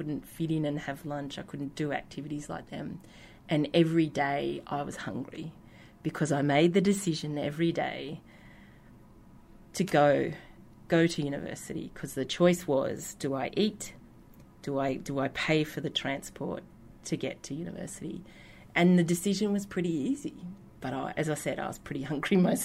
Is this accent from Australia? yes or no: yes; Australia; accent: yobbo; my yobbo accent